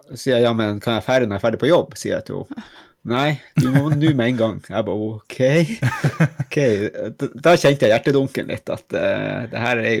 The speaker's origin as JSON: {"language": "Norwegian", "region": "Finnmark", "country": "Norway", "moved": "yes", "lives_now": "Lofoten, Norway", "said": "jeg er jo egentlig fra Finnmark"}